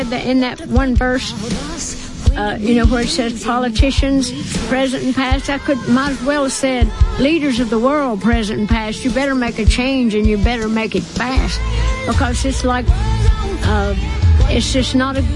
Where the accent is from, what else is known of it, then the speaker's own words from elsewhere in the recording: Tennessee, United States; I'm from Tennessee